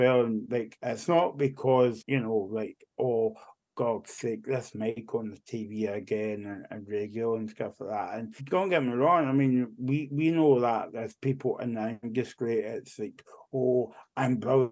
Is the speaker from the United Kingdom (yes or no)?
yes; Barrhead, Scotland, United Kingdom; I'm actually from Barrhead, so that's like 20 minutes away from Glasgow. I've always been born and bred in Barrhead